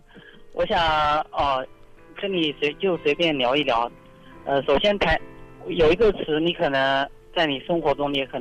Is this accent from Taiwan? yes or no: no; Shanghai, China; 我是上我是上海的，但是我现在在外面出差。